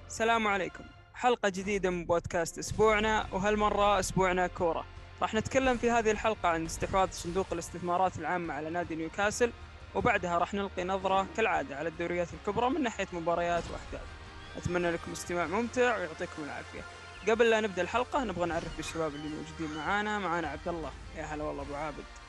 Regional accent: Saudi Arabia

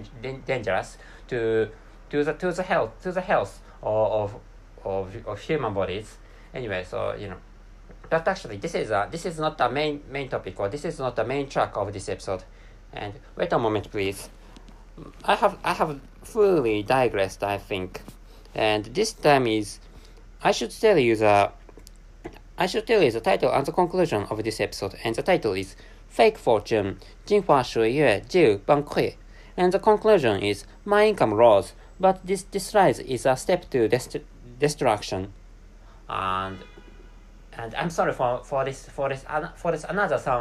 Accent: Japan; first language Japanese; English is a second language; my mother tongue is Japanese language, and I can't speak English natively

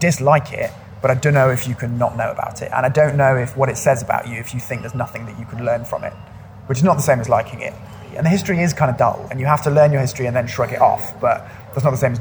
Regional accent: United Kingdom; moved away as an adult; now in London, United Kingdom; I'm actually preparing to leave London at the moment and move back to my hometown

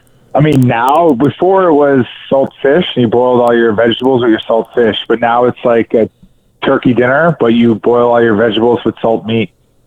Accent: St. John's, Newfoundland and Labrador, Canada; moved away; also born or lived in Grand Falls-Windsor, Newfoundland / Mount Pearl, Newfoundland; It's St. John's, Newfoundland. That's where I grew up mostly. I mean, I was born in Grand Falls, Newfoundland, so central Newfoundland. And I grew up in, Mount Pearl, Newfoundland

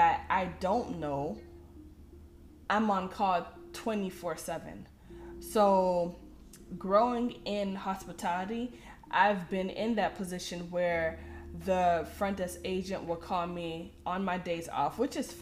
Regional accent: Miami, Florida, United States; I'm from Miami, Florida

